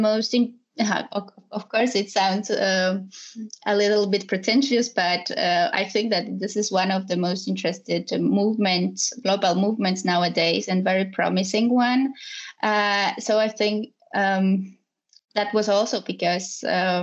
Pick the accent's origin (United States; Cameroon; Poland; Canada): Poland; moved away as an adult; also born or lived in Warsaw; now in Spain; I'm from Poland, and I live in Spain